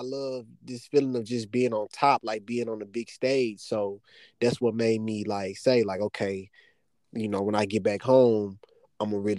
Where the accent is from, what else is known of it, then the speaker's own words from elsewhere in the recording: Little Rock, Arkansas, United States; also born or lived in Denham Springs, Louisiana; I'm originally from a town called Dim Springs, Louisiana. It's like 5 minutes outside of Baton Rouge. But I moved to Little Rock, Arkansas when I was 5 years old. So I pretty much been here ever since